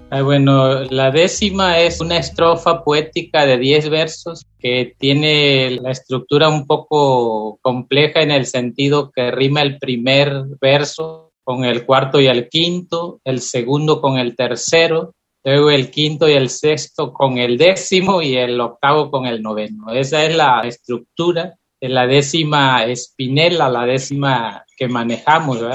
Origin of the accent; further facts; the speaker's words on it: Loma Bonita, Oaxaca, Mexico; en la zona que yo estaba, en Loma Bonita